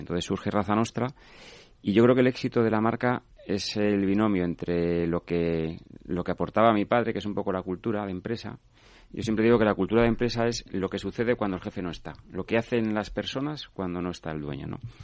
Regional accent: Asturias, Spain; somos asturianos

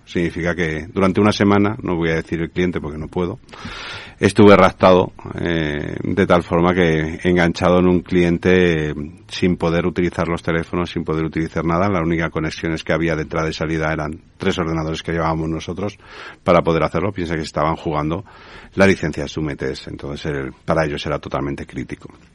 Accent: Spain

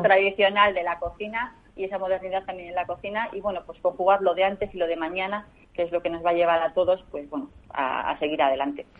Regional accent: Bilbao, Basque Country, Spain; soy bilbaína, con lo cual soy muy de la, muy de la tierra

